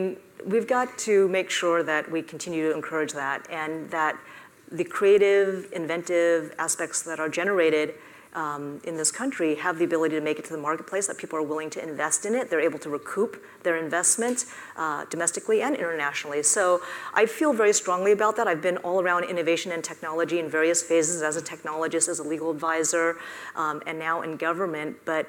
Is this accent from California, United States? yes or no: yes; California, United States; I grew up in the Silicon Valley. My dad was an engineer. I built a handheld radio with my dad in our living room.